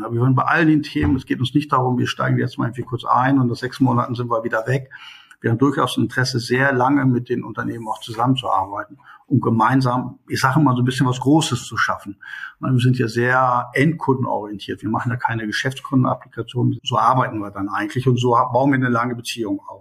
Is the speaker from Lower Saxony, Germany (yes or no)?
yes; Hanover, Lower Saxony, Germany; moved away as an adult; also born or lived in India / Qatar; now in Bielefeld, Germany; ich komme eigentlich aus Hannover, also mein Leben im Mittelpunkt war früher Hannover